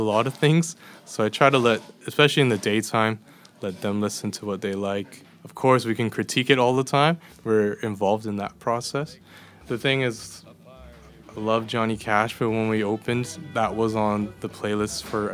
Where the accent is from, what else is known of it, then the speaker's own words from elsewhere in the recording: Edmonton, Alberta, Canada; moved away as an adult; now in Copenhagen, Denmark; so I was born and raised in Edmonton, Alberta, in Canada.